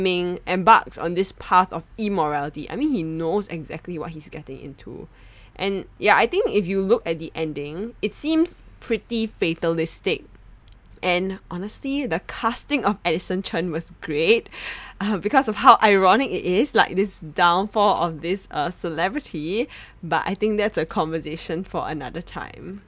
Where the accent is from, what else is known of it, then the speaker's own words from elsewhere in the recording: Singapore; Growing up in Singapore, Hong Kong action films are a staple in Chinese households